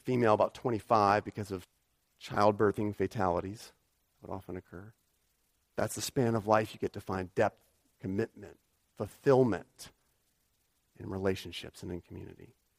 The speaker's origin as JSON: {"language": "English", "country": "United States", "moved": "yes", "said": "I'm an American"}